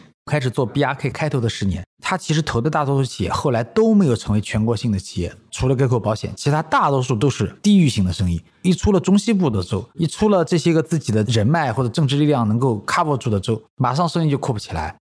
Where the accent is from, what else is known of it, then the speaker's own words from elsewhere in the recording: China; 今时今日，我们中国人觉得说逢年过节送个茅台挺好的